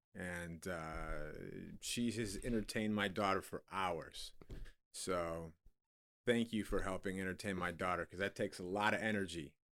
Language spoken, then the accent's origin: English; Illinois, United States; I'm from Illinois